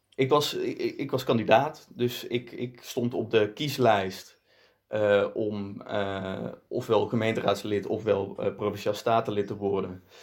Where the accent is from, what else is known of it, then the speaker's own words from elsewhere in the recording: Netherlands; kom uit Nederland. Eh, overigens wel Belgische roots. Mijn vader komt uit eh, Belgisch Limburg